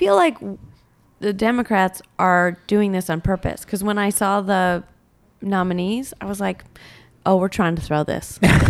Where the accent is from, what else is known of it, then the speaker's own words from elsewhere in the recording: Michigan, United States; I'm from Michigan, yes.